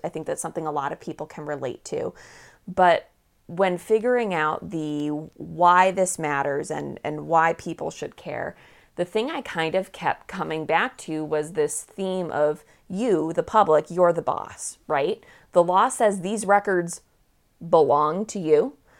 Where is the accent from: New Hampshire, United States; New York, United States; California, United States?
New Hampshire, United States; Manchester; growing up in Manchester, New Hampshire